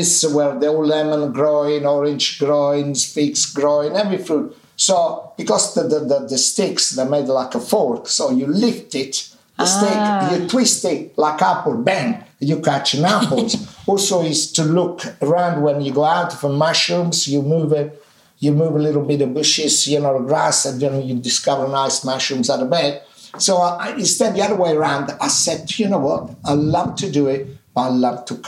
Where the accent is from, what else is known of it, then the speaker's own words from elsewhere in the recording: Minori, Campania, Italy; English is a second language; also born or lived in East London; now in London, United Kingdom; in my hometown, in Amalfi Coast, in Minori, there used to be a lemon carrion